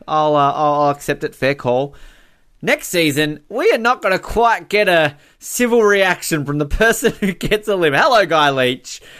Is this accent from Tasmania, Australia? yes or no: yes; Hobart, Tasmania, Australia; I'm from Hobart.